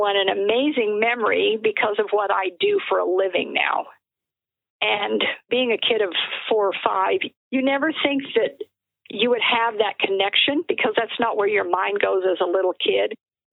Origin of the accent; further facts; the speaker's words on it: Albuquerque, New Mexico, United States; also born or lived in Dodge City, Kansas / St. Louis, Missouri; I have lived pretty much in New Mexico my entire life. And I think it's probably one of the most beautiful and most diverse states here in the U.S. And I'm really glad that this was where I was raised